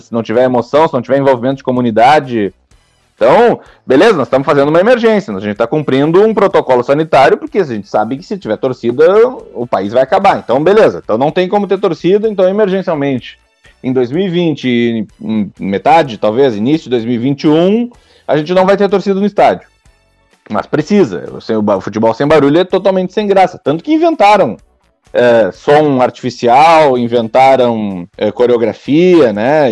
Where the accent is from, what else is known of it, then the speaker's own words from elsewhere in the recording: Rio Grande, Rio Grande do Sul, Brazil; also born or lived in Italy; eu sou de Rio Grande, né? No, do, no sul do estado